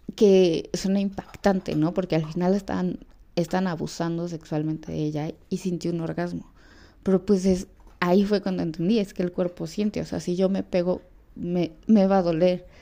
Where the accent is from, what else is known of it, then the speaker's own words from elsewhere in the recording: Mexico; en mi país